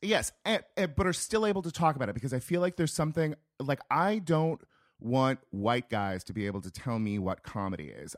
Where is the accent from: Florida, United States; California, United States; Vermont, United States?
California, United States; rural Northern; moved away; I am from a small town in rural Northern California, about an hour north of Sacramento